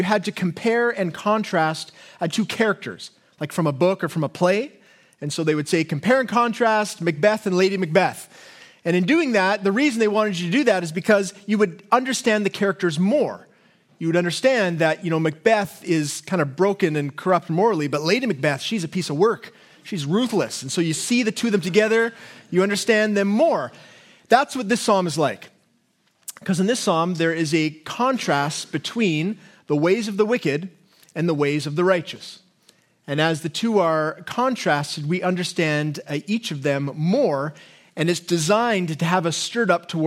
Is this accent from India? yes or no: no; Canada; us as Canadians